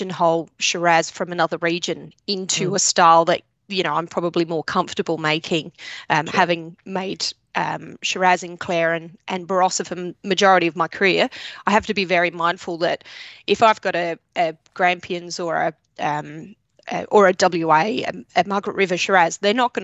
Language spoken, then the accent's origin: English; England, United Kingdom; now in Australia; I was living in England. My parents, I was born in England